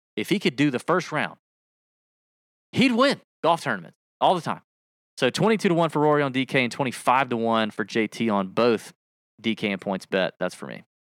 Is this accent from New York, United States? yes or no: no; Georgia, United States; I'm from Georgia